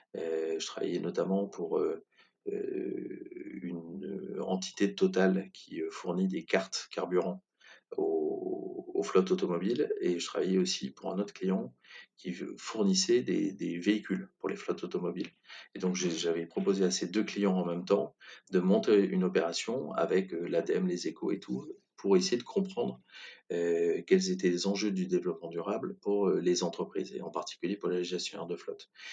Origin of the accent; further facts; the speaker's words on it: Brive-la-Gaillarde, Nouvelle-Aquitaine, France; moved away as an adult; also born or lived in Bordeaux / Toulouse; je suis originaire de Brive-la-Gaillarde, où je suis resté jusqu'à 18 ans